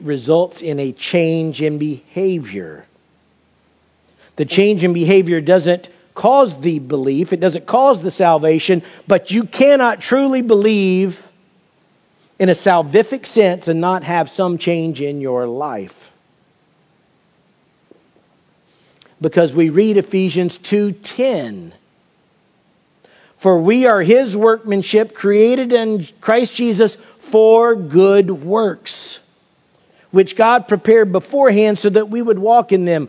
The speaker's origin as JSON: {"language": "English", "region": "Florida", "country": "United States", "tie": "born or raised there", "also_born_or_lived": "California", "moved": "yes", "said": "I grew up in Florida"}